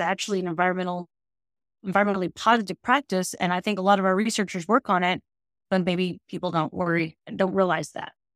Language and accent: English; Temple, Texas, United States; also born or lived in College Station, Texas; I grew up in Temple, uh, which is about an hour and a half from here